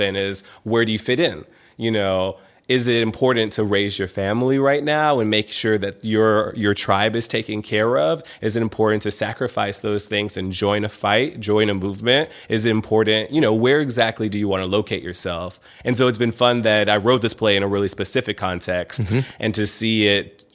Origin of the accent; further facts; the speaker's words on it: Memphis, Tennessee, United States; moved away as an adult; also born or lived in Atlanta; growing up in Memphis